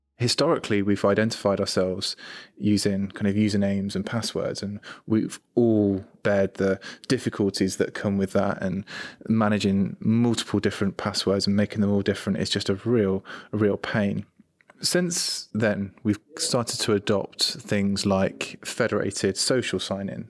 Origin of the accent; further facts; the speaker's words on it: United Kingdom; I'm British, I'm male